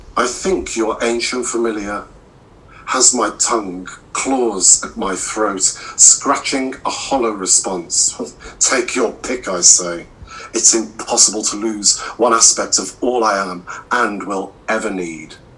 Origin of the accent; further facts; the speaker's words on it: Midlands, United Kingdom; moved away as an adult; now in Cornwall, United Kingdom; I'm originally from the Midlands